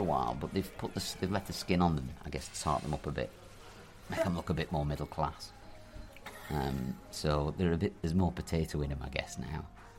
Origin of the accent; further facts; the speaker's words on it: Preston, North West England, United Kingdom; Do you know I'm from Preston?